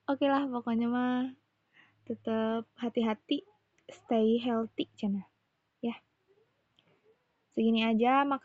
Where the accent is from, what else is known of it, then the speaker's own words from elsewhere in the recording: West Java, Indonesia; accent: Sundanese; logat bicara aku yang rada bukan rada Sunda, emang Sunda pisan gitu ya.